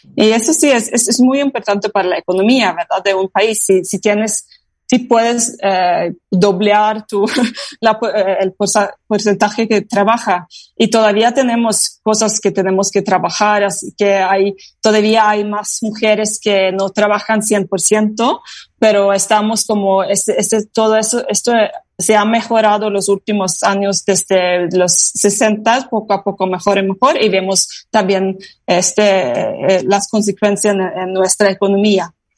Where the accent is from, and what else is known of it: Norway